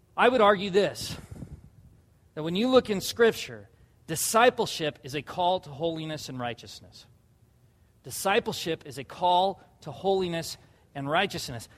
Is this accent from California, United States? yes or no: yes; La Jolla, California, United States; where I grew up in La Jolla, California